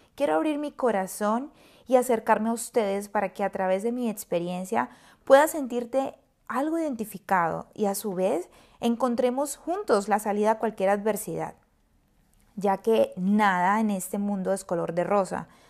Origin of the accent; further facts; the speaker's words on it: Colombia; moved away as an adult; now in San Francisco, United States; soy orgullosamente colombiana, una colombiana viviendo en una de las mejores ciudades y de las ciudades más lindas de Estados Unidos, San Francisco